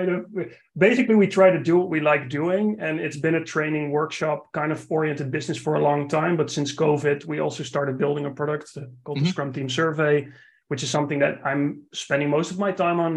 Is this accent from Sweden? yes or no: no; Netherlands; another non-North American accent because I'm from the Netherlands.